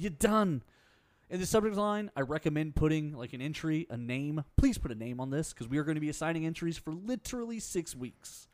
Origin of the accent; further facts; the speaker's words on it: Harris County, Texas, United States; I grew up in Harris County. I went to Spring ISD.